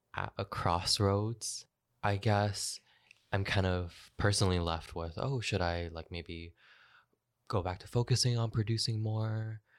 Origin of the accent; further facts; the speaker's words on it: Kitchener, Ontario, Canada; also born or lived in Newmarket; now in Toronto, Canada; move to my hometown, um, Kitchener